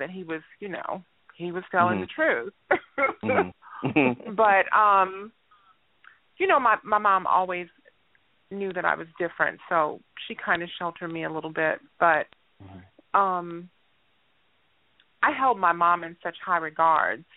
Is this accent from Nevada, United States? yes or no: no; Gary, Indiana, United States; I'm from Gary, Indiana